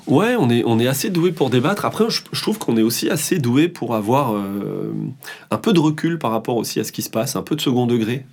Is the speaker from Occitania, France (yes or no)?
no; Hossegor, Nouvelle-Aquitaine, France; also born or lived in Paris suburbs; now in Paris region, France; je pense que j'irai vivre euh, dans le sud-ouest, chez moi, au Segor